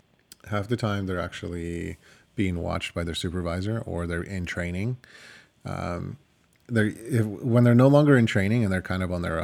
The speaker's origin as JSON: {"language": "English", "country": "Ukraine", "first_language": "Ukrainian", "second_language": "English", "lives_now": "Canada", "said": "My first language is Ukrainian. My second language is Russian. And, you know, there's even another couple of languages that can sneak in between before I learned how to speak English. And I mean, I can't really use it as an excuse anymore. I've been in Canada for 25 years"}